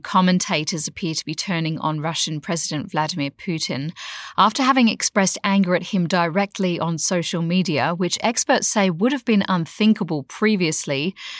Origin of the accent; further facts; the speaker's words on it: Australia; I know from my accent that I could be accused of being a foreigner, but I am an Aussie, and us Aussies are usually always keen for a public holiday.